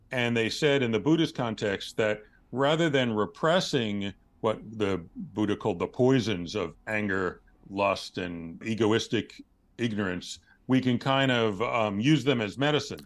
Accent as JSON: {"language": "English", "town": "New York City", "region": "New York", "country": "United States", "tie": "born or raised there", "said": "I grew up in New York City in the nineteen seventies"}